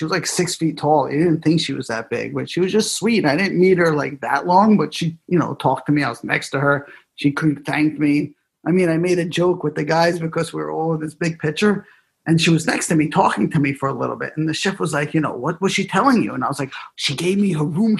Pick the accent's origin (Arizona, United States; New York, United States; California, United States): New York, United States; New York City; I grew up in New York City.